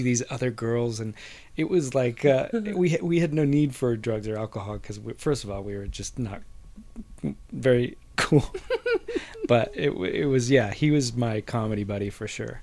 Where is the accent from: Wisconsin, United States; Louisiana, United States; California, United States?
California, United States; Whittier; we grew up together in Whittier